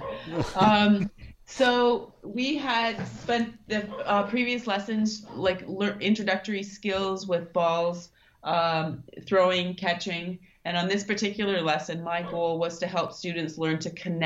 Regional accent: Thunder Bay, Ontario, Canada; moved away as an adult; also born or lived in Germany / Singapore / Russia; now in Kathmandu, Nepal; I'm originally from Thunder Bay

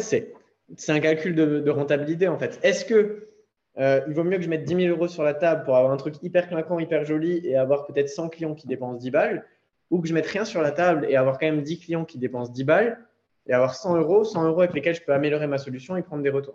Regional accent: Alsace, Grand Est, France; moved away as an adult; also born or lived in Nice; je suis rentré en Alsace, donc euh, dans ma terre natale

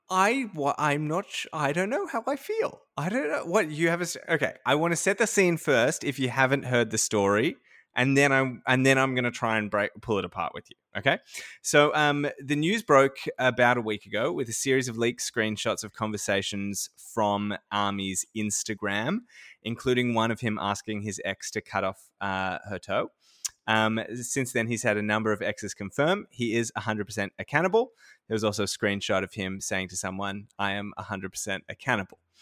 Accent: Sydney, New South Wales, Australia; moved away as an adult; also born or lived in far north Queensland / Bendigo; I grew up in Sydney and I had never lived really anywhere outside of Sydney

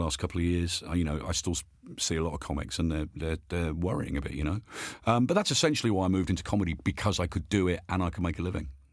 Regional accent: Birmingham, West Midlands, United Kingdom; I was born and brought up in Birmingham

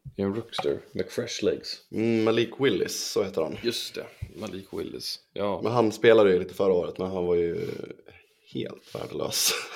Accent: Sweden; vi svenskar

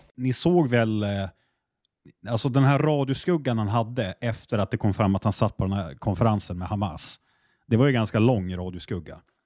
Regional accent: Västerbotten County, Sweden; Jag är västerbottning

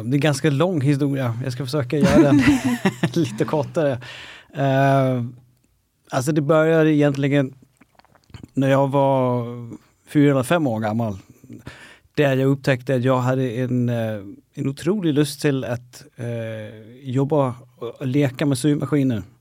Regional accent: Denmark; Swedish is a second language; now in Stockholm, Sweden; flyttade från Danmark, jobbade med helt andra saker.

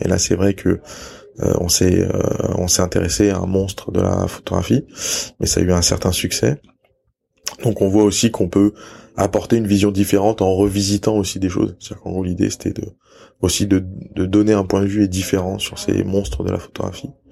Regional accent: Lyon, Auvergne-Rhône-Alpes, France; moved away as an adult; also born or lived in Salzburg, Austria / New Zealand; je suis né et j'ai grandi à Lyon

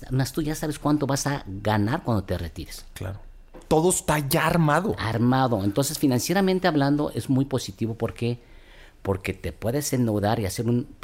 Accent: Mexico; somos los mexicanos

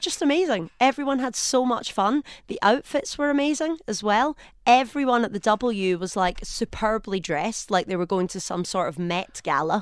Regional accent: Scotland, United Kingdom; accent: Scottish; now in United Arab Emirates

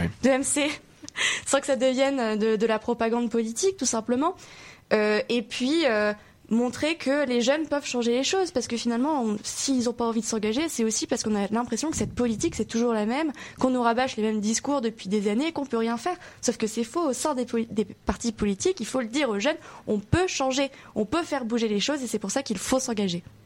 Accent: the South, southern France, France; je, je viens pas de Paris, je viens du Sud

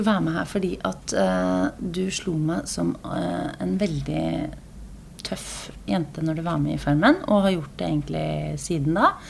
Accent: Norway; 21 år, fra, fra Birkeland. Jeg holdt på å si fra Norway. Jeg er jo fra Grenaker

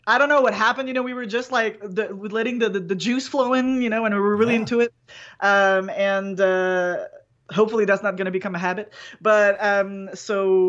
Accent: Canada; accent: French Canadian; I'm French Canadian. I have a weird accent.

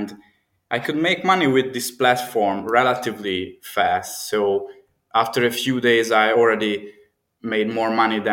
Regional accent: Budapest, Hungary; This is my home city. I'm from Hungary, and I travel a lot, but yes, I'm in Budapest

